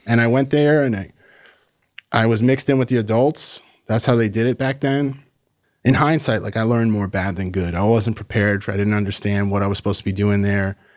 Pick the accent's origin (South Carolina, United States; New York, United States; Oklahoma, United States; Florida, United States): New York, United States; Massapequa Park; I grew up in, in Long Island, New York, in Massapequa Park.